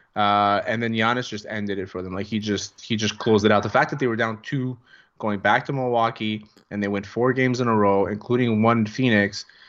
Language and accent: English; Greece; accent: Greek; My Greek accent sounds like it's from the the mean streets of Shamity